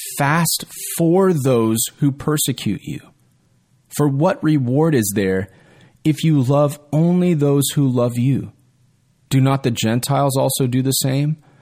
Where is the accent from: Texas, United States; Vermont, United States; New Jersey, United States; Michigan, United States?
Texas, United States; my rights as a Texan